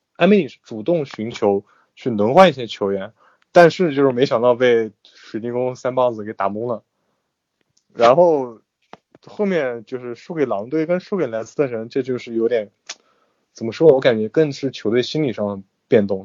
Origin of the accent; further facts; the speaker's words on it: China; 我们作为中国人